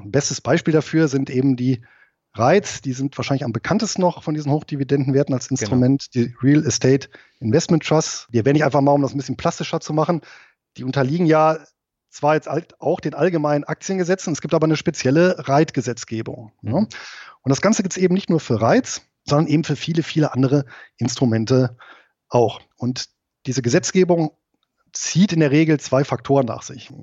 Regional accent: Germany; also born or lived in Southern Lower Saxony; now in Lower Saxony, Germany; bin aber hier geboren und aufgewachsen im Rheinland

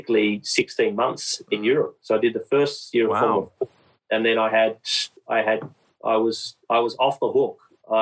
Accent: Queanbeyan, New South Wales, Australia; moved away as an adult; he grew up in the same town that I grew up in Queanbeyan as well

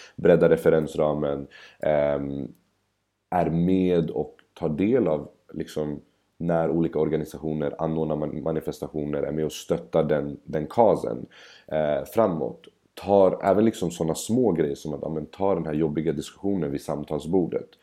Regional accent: Stockholm, Stockholm County, Sweden; Bredäng där jag kommer ifrån

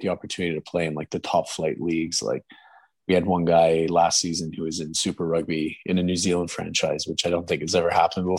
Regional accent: Ormstown, Quebec, Canada; my hometown, from Ormstown

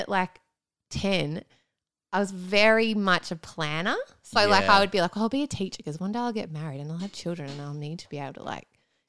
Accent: Doncaster, Yorkshire and the Humber, United Kingdom; Yeah, just in Doncaster.

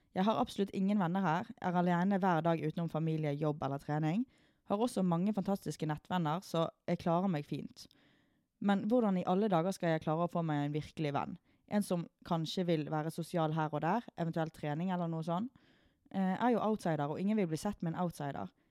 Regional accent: Sotra, Vestland, Norway; vi er jo fra Sotra, så vi er jo fra uh, liten og liten bygd

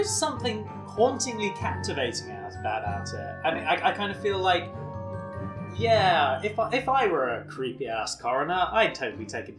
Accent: Nottinghamshire, East Midlands, United Kingdom; I'm born and bred in Nottinghamshire. You can tell by my accent.

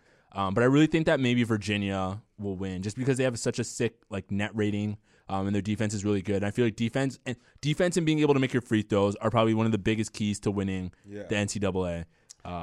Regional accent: Canada; As a Canadian, yeah.

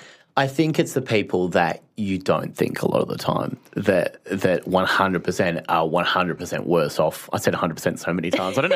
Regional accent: Phillip Island, Victoria, Australia; growing up in Phillip Island, the surfers, you know, like it was very beachy

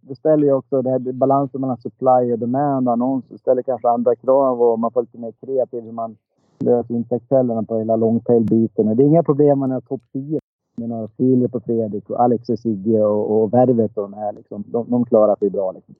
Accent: Dalarna County, Sweden; accent: dalmål; now in Stockholm, Sweden; jag är från Dalarna som ni hör. Det är gött med lite dalmål.

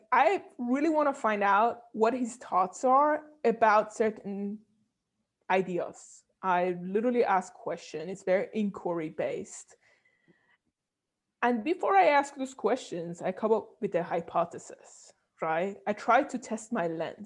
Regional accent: Iran; moved away; I was coming from Iran

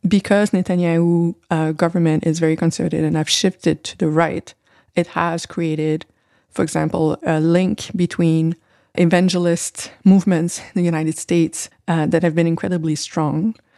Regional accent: Canada

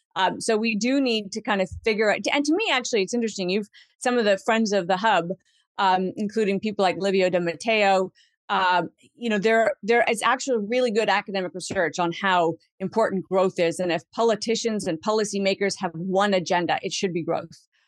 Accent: Canada; as a Canadian citizen who wants to continue to live in the country

